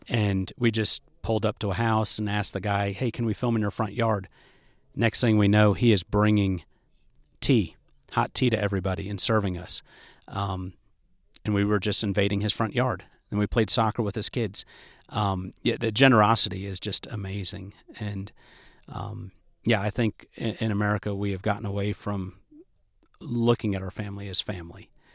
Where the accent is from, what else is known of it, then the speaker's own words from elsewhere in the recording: United States; I'm an American, so most people speak English